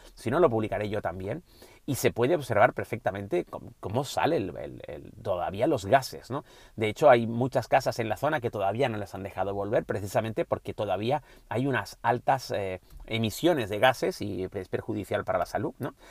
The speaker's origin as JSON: {"language": "Spanish", "region": "Canary Islands", "country": "Spain", "said": "como canario"}